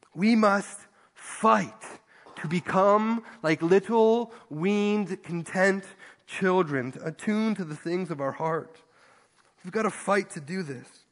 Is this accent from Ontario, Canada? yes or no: yes; Ontario, Canada; moved away; I grew up in Ontario